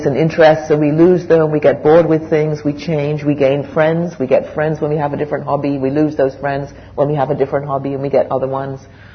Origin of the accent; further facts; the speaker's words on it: England, United Kingdom; moved away as an adult; also born or lived in West Coast, Canada; I grew up in England the first 20 years, and then I moved to Canada, the West Coast.